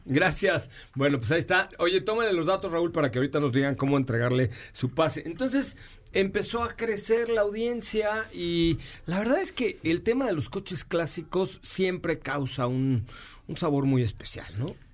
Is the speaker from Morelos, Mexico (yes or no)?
no; Mexico City, Mexico; Yo nací en la colonia Roma, entonces de ahí me viene lo italiano